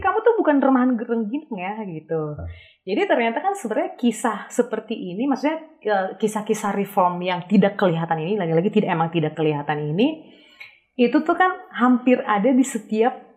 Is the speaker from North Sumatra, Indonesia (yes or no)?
yes; Tarutung, North Sumatra, Indonesia; moved away; also born or lived in Jakarta; di kampung saya di eh, Tarutung